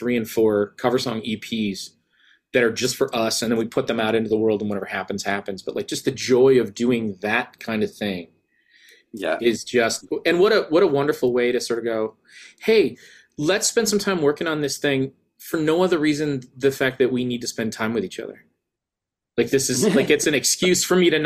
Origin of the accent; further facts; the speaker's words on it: United States; as an American who has long fell in love with British pop music